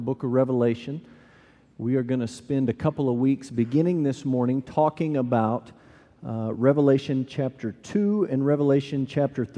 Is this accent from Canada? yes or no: no; Amarillo, Texas, United States; moved away as an adult; also born or lived in Louisville, Kentucky; I grew up in Amarillo, Texas.